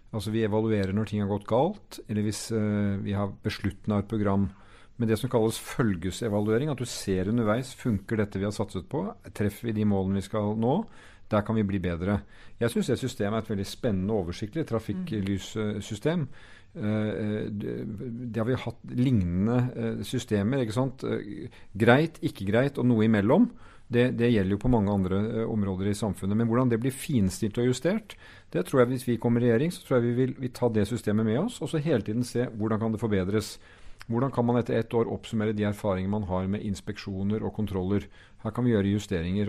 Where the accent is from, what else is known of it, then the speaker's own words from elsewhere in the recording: Norway; hvem vi er som nordmenn